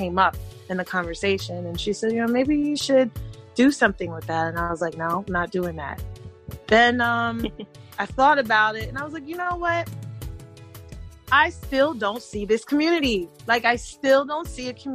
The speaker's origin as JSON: {"language": "English", "town": "New York City", "region": "New York", "country": "United States", "tie": "born or raised there", "also_born_or_lived": "Germany", "said": "I am originally from Brooklyn, New York, and that's very important because we all know that New York City is a melting pot. So I grew up hearing a lot of Spanish"}